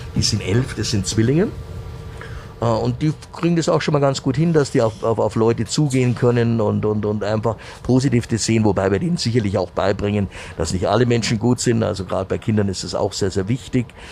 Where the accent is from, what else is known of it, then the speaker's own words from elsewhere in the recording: Munich, Bavaria, Germany; meine Heimatstadt